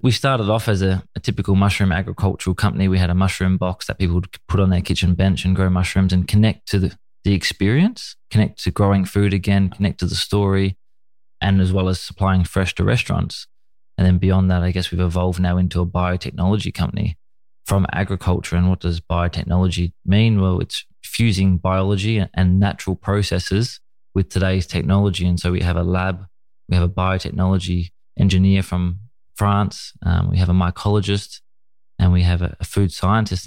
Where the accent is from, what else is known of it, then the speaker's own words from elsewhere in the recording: Australia; my childhood was uh, a typical you know Australian young boy watching you know football on the TV and playing cricket in the in the summers